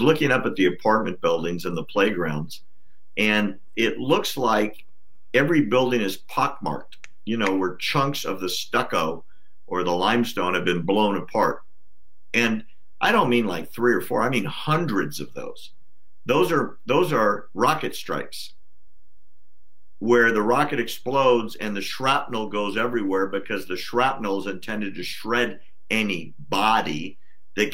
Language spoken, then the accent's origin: English; United States; I'm an American